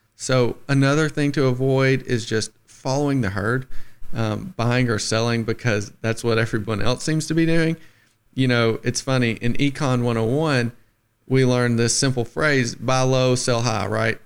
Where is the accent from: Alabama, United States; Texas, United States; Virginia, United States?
Alabama, United States; the Shoals; I'm from the Shoals, born and raised